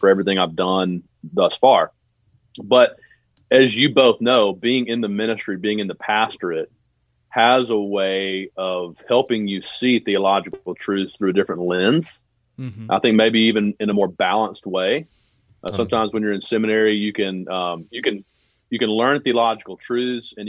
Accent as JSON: {"language": "English", "town": "Birmingham", "region": "Alabama", "country": "United States", "tie": "born or raised there", "moved": "yes", "lives_now": "Murfreesboro, United States", "said": "I grew up in Birmingham, Alabama."}